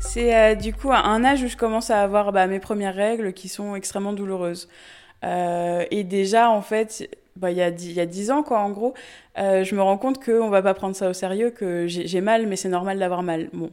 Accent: Sarthe, Pays de la Loire, France; also born or lived in Le Mans; je suis originaire de la Sarthe et j'habite euh, aujourd'hui au Mans

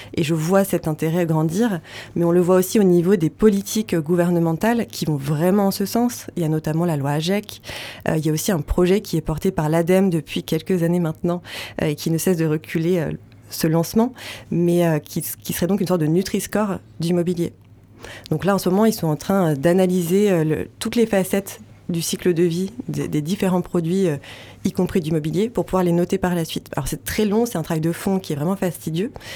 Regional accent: Vosges, Grand Est, France; moved away; dans les Hauts-de-Vosges, qui est ma région natale

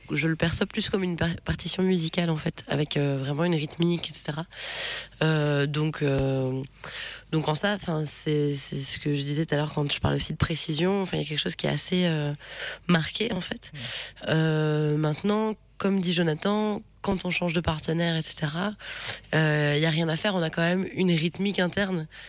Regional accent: Mayenne, Pays de la Loire, France; je, suis originaire de la Mayenne

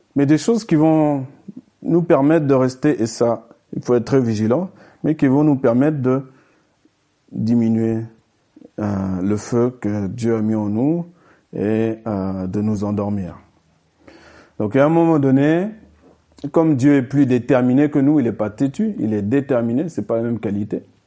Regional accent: France; nous, on est français, donc ça nous est traduit dans notre langue française

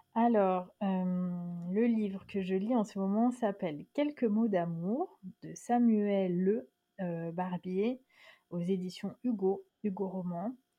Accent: France; also born or lived in Dakar, Senegal; la France, c'est chez moi, c'est mon pays.

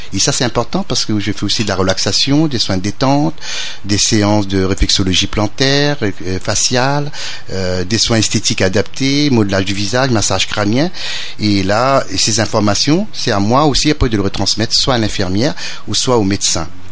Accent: Réunion; moved away; also born or lived in Metropolitan France; en tant que natif de l'île de la Réunion, je suis réunionnais, mais j'ai vécu en métropole et je suis revenu

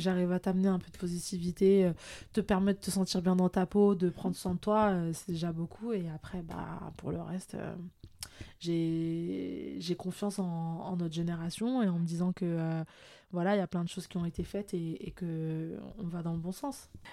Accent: France; also born or lived in Morocco (ancestry); je suis marocaine d'origine et même si je suis française

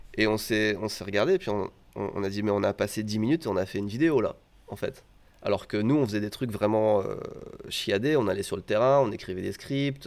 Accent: France; moved away as an adult; now in Japan; suis français au Japon

